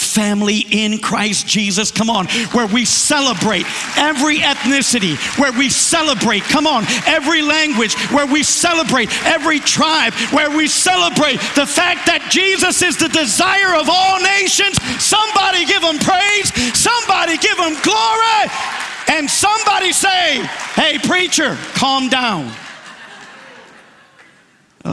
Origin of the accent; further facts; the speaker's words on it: New York, United States; I was born in New York. My parents are from the island of Puerto Rico